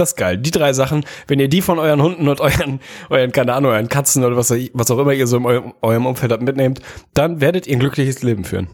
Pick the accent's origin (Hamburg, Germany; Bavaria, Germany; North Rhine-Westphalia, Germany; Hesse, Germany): Hamburg, Germany; mich zumindest als Hamburger